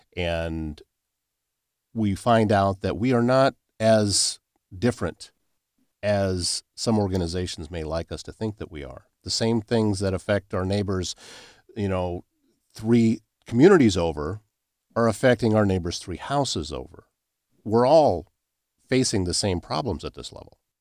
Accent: Pocahontas County, Northwest Iowa, United States; moved away; I grew up in Northwest Iowa in, uh, Pocahontas County

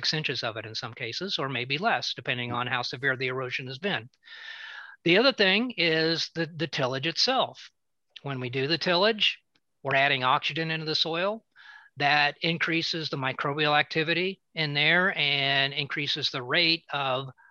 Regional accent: Southern Mason County, Illinois, United States; where I grew up in Southern Mason County

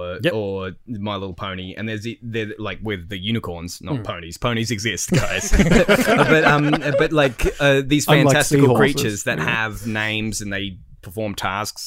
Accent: Australia

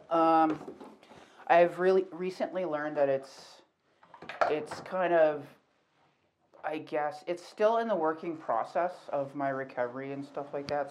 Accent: Calgary, Alberta, Canada; I'm from Calgary, so um born and raised here.

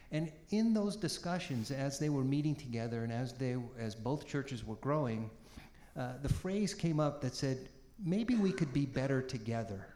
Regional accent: Peabody, Massachusetts, United States; also born or lived in Boston; I was born in Boston, uh, grew up in a, a, very ethnic working class city called Peabody

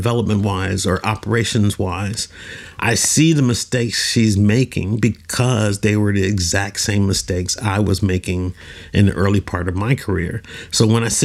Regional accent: Oakland, California, United States; moved away as an adult; now in Oman; I'm originally from Oakland, California.

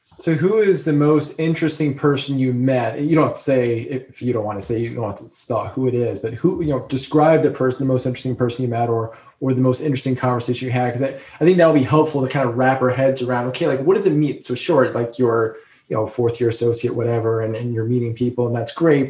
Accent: New Jersey, United States; moved away; I was from New Jersey

